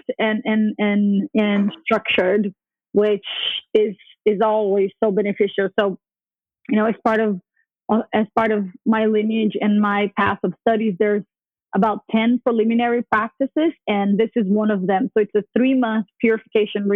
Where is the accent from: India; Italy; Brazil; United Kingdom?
Brazil; moved away; also born or lived in New York; I grew up Catholic in Brazil